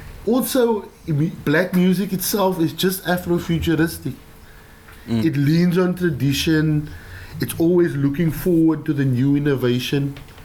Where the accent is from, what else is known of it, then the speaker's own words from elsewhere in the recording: Delft, South Holland, Netherlands; English is a second language; Growing up in Delft, we didn't have like a CD player when like CD players came out.